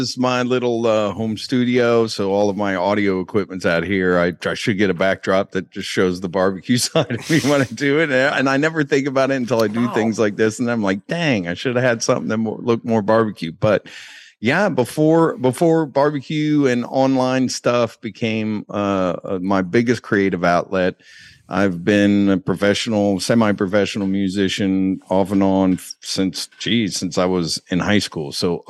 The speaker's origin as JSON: {"language": "English", "region": "Virginia", "country": "United States", "tie": "born or raised there", "said": "but I grew up in Northern Virginia, right, and Baltimore Orioles was my baseball team growing up"}